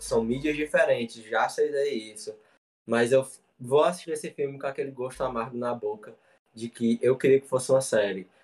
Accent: interior of Ceará, Brazil; Eu sou do interior do Ceará, uma cidade muito

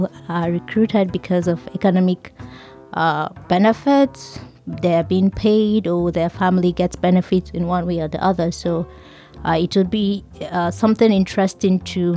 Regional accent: Nigeria; I am from Nigeria

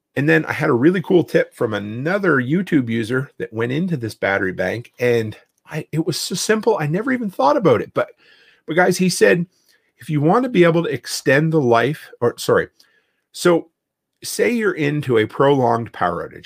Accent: East Coast, Canada; now in Alberta, Canada; I grew up on the East Coast, and I thought I left hurricanes behind when, uh, I came to Alberta

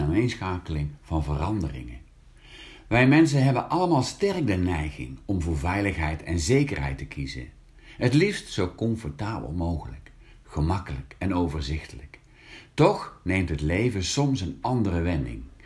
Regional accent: Hank, North Brabant, Netherlands; het katholieke West-Brabantse dorpje Hank het dorpje waar ik geboren ben

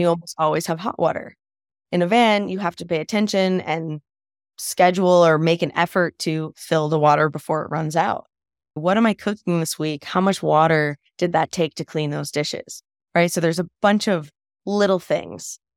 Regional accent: East Coast, United States; moved away as an adult; also born or lived in Colorado; I'm from the East Coast

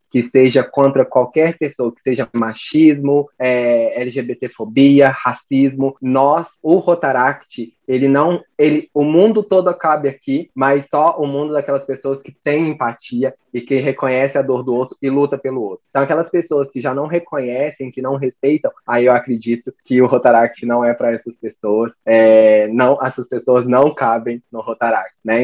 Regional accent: Lavras, Minas Gerais, Brazil; sou de Lavras, sul das Minas Gerais

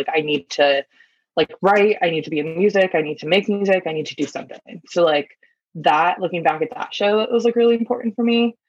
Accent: East Coast, United States; Cause I feel like everything has been so accessible, especially like growing up on the East Coast and stuff like that. And like just being in New York and everything.

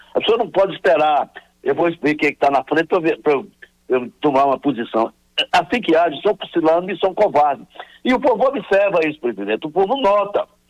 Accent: Northeast Region, Brazil; nós, que somos nordestinos

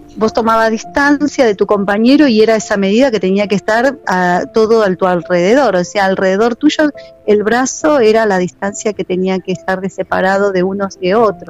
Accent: Argentina; Nosotros como argentinos tenemos esta costumbre

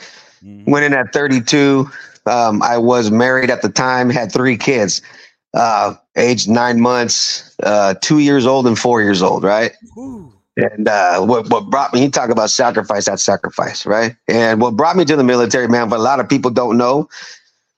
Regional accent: Fremont, California, United States; also born or lived in Fort Riley, Kansas / Hayward, California; we grew up in Fremont

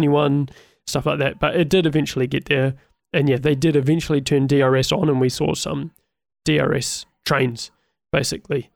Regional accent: New Zealand; I'm a Kiwi

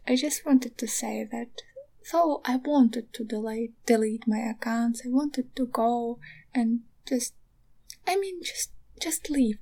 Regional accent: Donetsk, Donetsk Oblast, Ukraine; moved away as an adult; now in Kyiv, Ukraine; I am actually from Donetsk. Additionally, like I had to flee from my home like uh, nine years ago

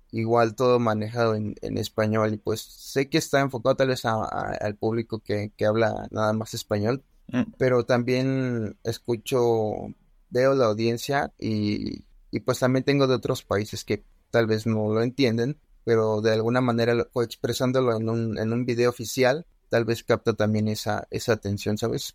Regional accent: Mexico; Aquí en mi país

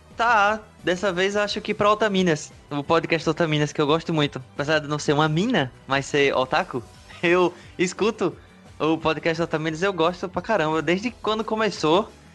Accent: João Pessoa, Paraíba, Brazil; Eu sou de João Pessoa, Paraíba, Nordeste

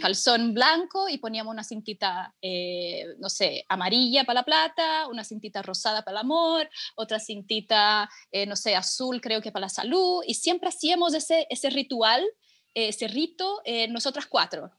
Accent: São Paulo, Brazil; now in Chile; yo soy de São Paulo, sí. Yo soy de São Paulo eh, y, pero siempre, o sea, durante toda mi infancia y adolescencia

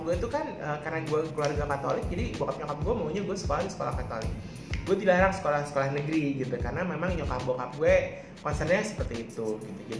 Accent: Bekasi, West Java, Indonesia; also born or lived in Jakarta; gue tuh lahir di Jakarta bokap nyokap gue memang perantau tapi gue lahir di Jakarta gue besar di Bekasi gitu kan ya which is uh, Bekasi adalah kota satelit dari Jakarta

